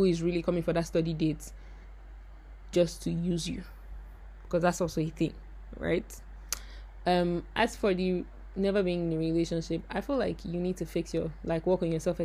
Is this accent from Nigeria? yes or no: yes; Nigeria; moved away as an adult; also born or lived in Ghana; I'm Nigerian